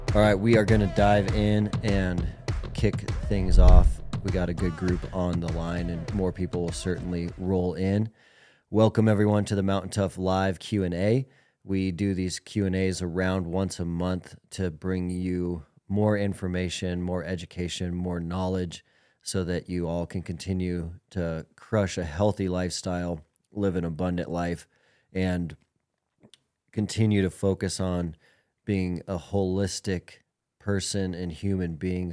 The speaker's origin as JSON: {"language": "English", "town": "Billings", "region": "Montana", "country": "United States", "tie": "born or raised there", "said": "Tom has been a buddy of mine since we were young guys growing up in Billings, Montana."}